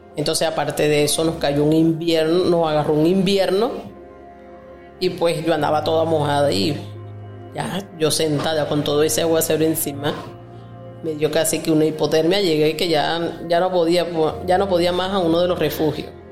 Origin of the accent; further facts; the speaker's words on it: Torres municipality, Lara, Venezuela; moved away as an adult; now in Ecuador; soy de Venezuela, del estado Lara, municipio Torre. Actualmente me encuentro en Ecuador.